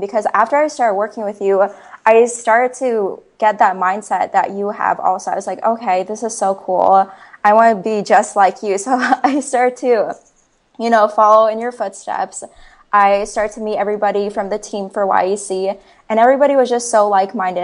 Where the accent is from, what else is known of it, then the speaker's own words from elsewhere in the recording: Ames, Iowa, United States; I was born and raised in Ames, Iowa.